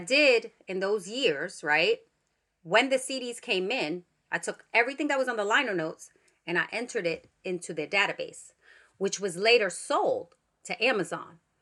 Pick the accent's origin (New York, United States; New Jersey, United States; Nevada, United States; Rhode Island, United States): New York, United States; New York City; I grew up in the Bronx.